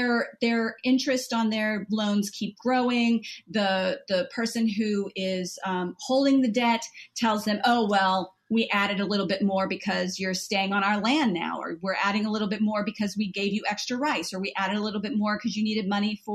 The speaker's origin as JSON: {"language": "English", "region": "Southern Louisiana", "country": "United States", "moved": "yes", "lives_now": "United Kingdom", "said": "I'm from the South, Southern Louisiana"}